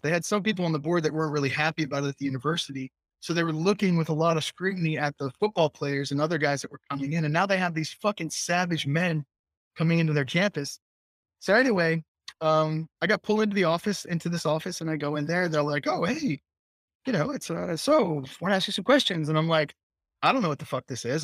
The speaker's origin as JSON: {"language": "English", "town": "Taunton", "region": "Massachusetts", "country": "United States", "tie": "born or raised there", "also_born_or_lived": "Newton, Massachusetts / Fall River, Massachusetts", "said": "I was born in Taunton"}